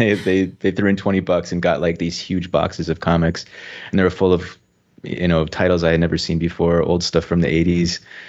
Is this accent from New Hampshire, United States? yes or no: yes; New Hampshire, United States; also born or lived in Virginia / South Carolina / Indiana / Minneapolis; I grew up all over the U.S. Mm-hmm. I'm originally from New Hampshire, but I moved pretty much every 2 years as a kid. So I lived in Virginia, South Carolina, Indiana, back to New Hampshire.